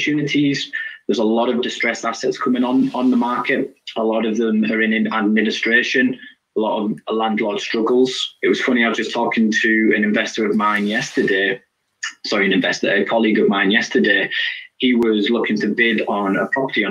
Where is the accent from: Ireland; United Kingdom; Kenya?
United Kingdom; being British